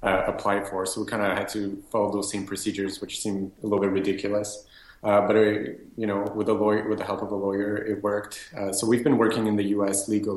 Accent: Montreal, Quebec, Canada; I am born and raised in Montreal, so I haven't left this town ever

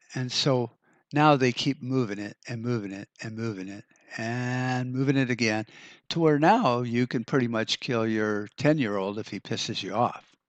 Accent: United States; the decisions we get to make as Americans

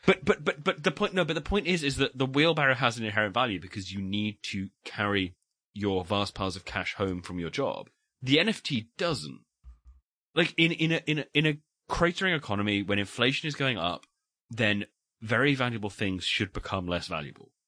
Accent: United Kingdom; we are British

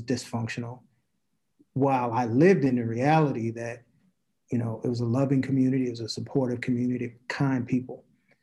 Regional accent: Newark, New Jersey, United States; I'm from Newark, New Jersey

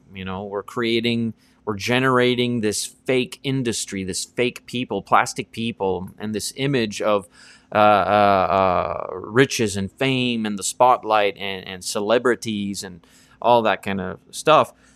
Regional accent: East Coast of Canada, Canada; growing up on the East Coast of Canada

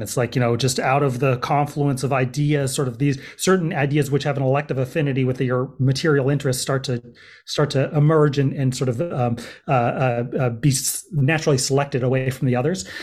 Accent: Berkeley, California, United States; moved away as an adult; also born or lived in Oakland / Los Angeles / New York City / East Coast; I grew up in the Bay Area, um, so this is home in terms of, um, terms of my childhood, um, I grew up in Berkeley

